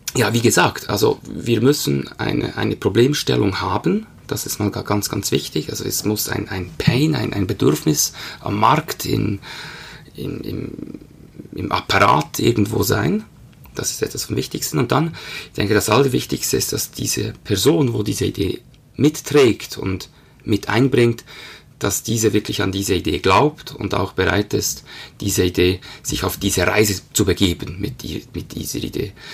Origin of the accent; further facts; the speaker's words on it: Bern, Switzerland; Aufgewachsen in Bern, lebe mit meiner Familie